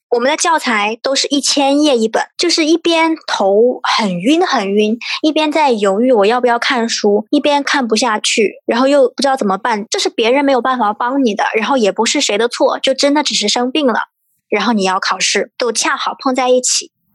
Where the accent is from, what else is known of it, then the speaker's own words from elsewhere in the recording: China; also born or lived in Exeter, United Kingdom; 我们中国人